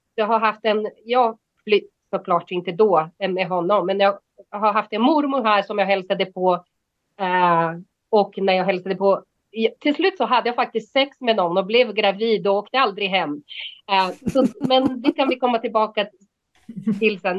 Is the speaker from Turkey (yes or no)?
no; Brazil; moved away as an adult; now in Sweden; jag har bott här i 30 år och jag är 49, så det liksom, eh, ja, jag, jag, jag, skulle inte säga att jag är svensk, men jag är inte heller bras, brasse längre